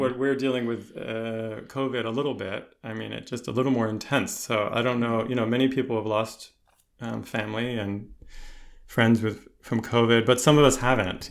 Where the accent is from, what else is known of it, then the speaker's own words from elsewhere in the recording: United States; moved away; also born or lived in Connecticut; I grew up in, in the, on the East Coast, around New York City